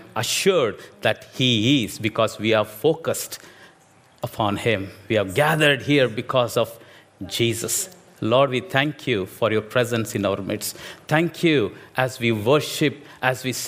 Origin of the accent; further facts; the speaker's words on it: India; English is a second language; moved away; I'm an Indian preacher